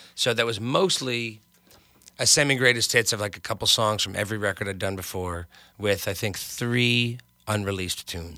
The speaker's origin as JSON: {"language": "English", "town": "Hartsdale", "region": "New York", "country": "United States", "tie": "born or raised there", "moved": "yes", "lives_now": "Los Angeles, United States", "said": "I grew up in New York. I was in the suburbs of New York, in Westchester"}